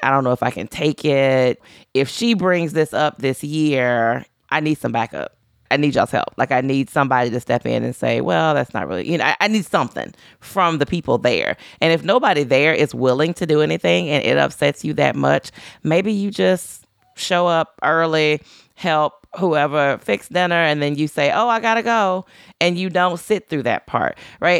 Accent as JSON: {"language": "English", "region": "Louisiana", "country": "United States", "moved": "yes", "said": "I'm from Louisiana. I no longer live in Louisiana."}